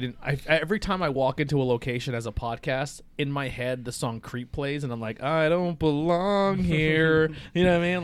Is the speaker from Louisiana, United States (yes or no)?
no; Northeast Pennsylvania, United States; I'm from Northeast Pennsylvania